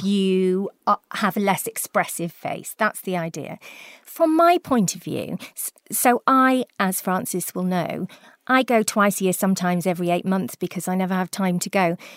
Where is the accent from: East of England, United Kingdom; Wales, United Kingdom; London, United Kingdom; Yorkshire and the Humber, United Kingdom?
Wales, United Kingdom; South; I come from South Wales